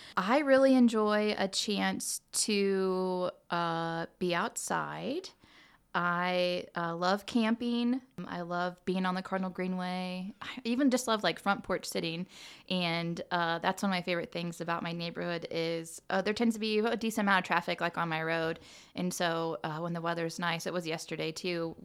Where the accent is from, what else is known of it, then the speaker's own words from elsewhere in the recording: Muncie, Indiana, United States; born and raised in All Muncie, right. and so uh, went to Muncie schools and graduated from Muncie Central. Uh, I grew up on the east side of Muncie